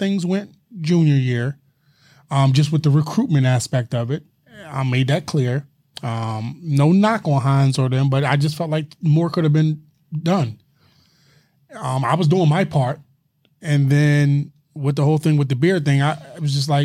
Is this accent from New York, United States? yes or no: no; Philadelphia, Pennsylvania, United States; I'm from Philly